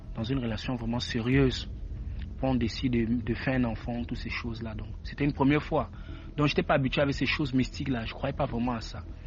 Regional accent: Cameroon; moved away; je suis camerounais

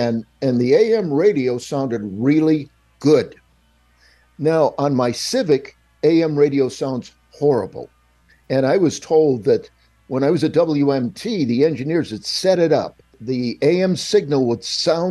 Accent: Chicago, Illinois, United States; I'm from Chicago

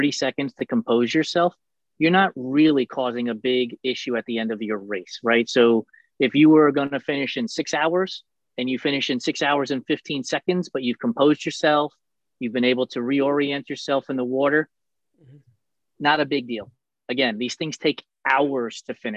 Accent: New York City, New York, United States; As a kid growing up in New York and in and around New York City

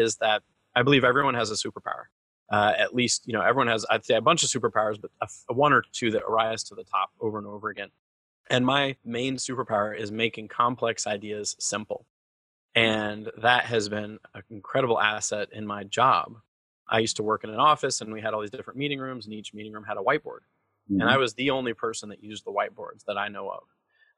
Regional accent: Georgia, United States; also born or lived in North Carolina / Bhutan; I grew up in the Southern United States. I grew up in Georgia and North Carolina mostly, okay. But I moved around a lot. I lived in Bhutan for a year when I was a kid.

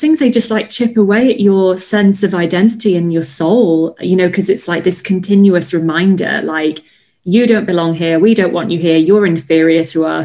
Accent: Yorkshire and the Humber, United Kingdom; now in Bristol, United Kingdom; you growing up there? It was strange um, I think because I didn't know any different at the time, I felt it was normal.

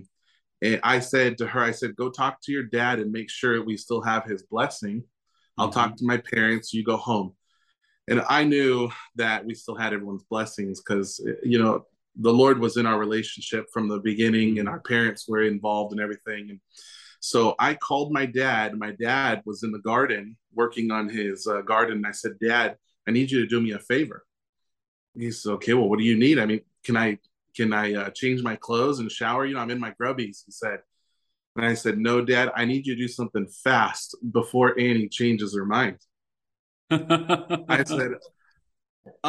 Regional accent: Southern California, United States; moved away as an adult; now in Coyhaique, Chile; born and raised in Southern California

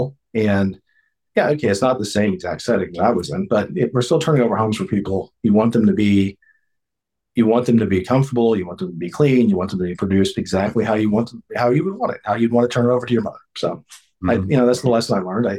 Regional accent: Evansville, Indiana, United States; I grew up in Evansville, Indiana

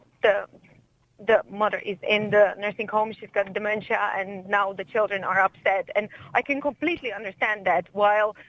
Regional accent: Slovakia; now in Ireland; I am from Slovakia myself

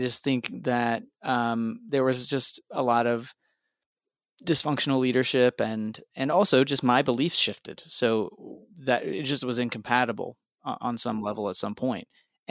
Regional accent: Texas, United States; I grew up in Texas as a Southern Baptist and also charismatic.

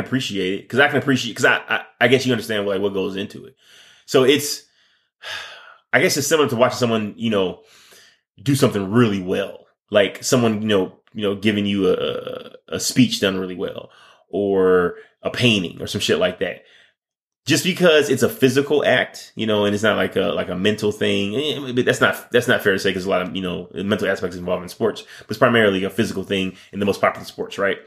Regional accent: Michigan, United States; I'm from Michigan

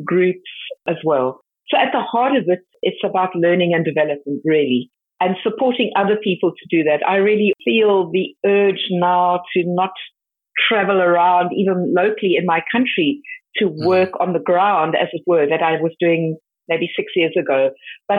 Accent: South Africa; my home country

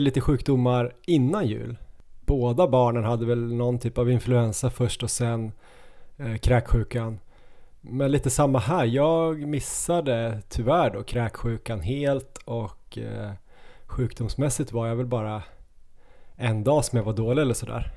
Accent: Ås, Jämtland, Sweden; moved away; min hemby Ås. De byggde ju den några år efter att jag flyttade från Ås

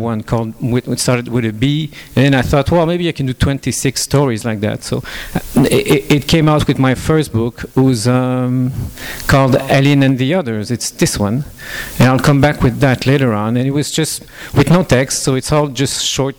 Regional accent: Quebec, Canada; English is a second language; moved away as an adult; also born or lived in Toronto / Montreal / France; I'm Canadian, I'm from French Canada, so you have to excuse me for my broken English

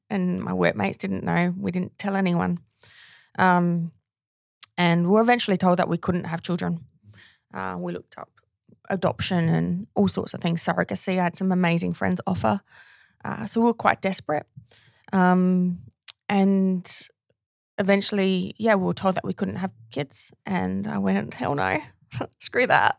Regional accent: Australia; my hometown

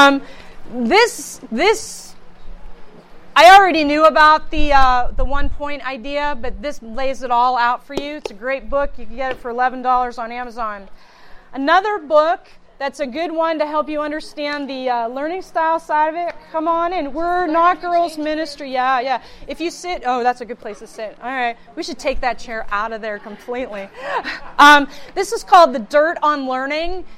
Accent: Youngstown, Ohio, United States; also born or lived in Pittsburgh; I hail from the Youngstown area. I was born in Pittsburgh, but I've lived there all my... I've lived in Youngstown basically all my life.

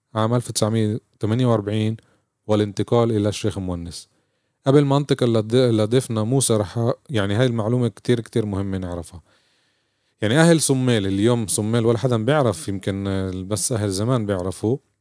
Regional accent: Palestine; احنا كفلسطينيين

